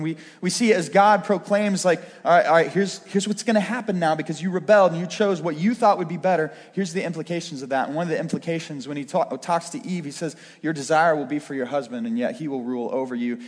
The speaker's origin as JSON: {"language": "English", "town": "Pittsburgh", "region": "Pennsylvania", "country": "United States", "tie": "born or raised there", "said": "I was raised going to Brashear High School"}